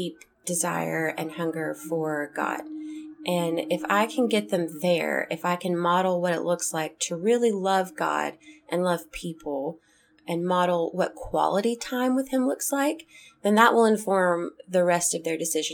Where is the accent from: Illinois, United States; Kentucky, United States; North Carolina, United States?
Kentucky, United States; I am from Kentucky